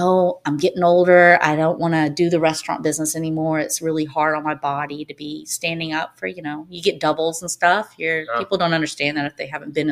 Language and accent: English; Nashville, Tennessee, United States; also born or lived in Hawaii; I grew up in Nashville. Moved here when I was 3 or 4 from Hawaii